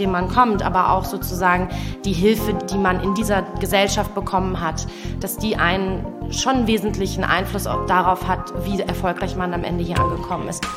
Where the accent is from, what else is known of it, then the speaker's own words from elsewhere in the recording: Wuppertal, North Rhine-Westphalia, Germany; moved away as an adult; now in Berlin, Germany; Ich bin in Wuppertal geboren